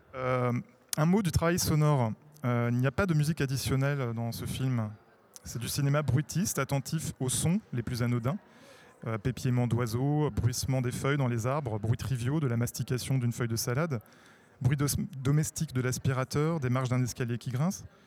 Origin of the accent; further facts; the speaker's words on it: France; chez nous en France